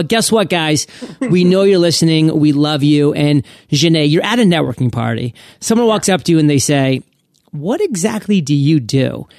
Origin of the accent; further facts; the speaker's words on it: Maine, United States; You know, I'm from Maine, so I resonate with New Hampshire. I resonate with Worcester.